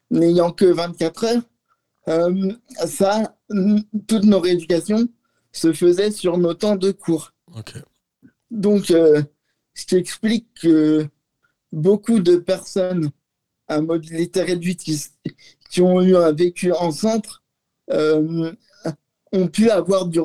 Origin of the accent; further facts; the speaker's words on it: Lyon, Auvergne-Rhône-Alpes, France; Oui, oui, je suis lyonnais.